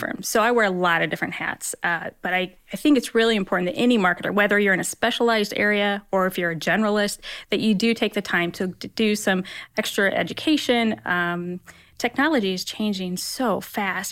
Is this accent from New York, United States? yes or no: no; Roanoke, Indiana, United States; also born or lived in Hillsdale, Michigan; now in Fort Wayne, United States; I grew up down in Roanoke, but I actually went to Bishop Lewis High School.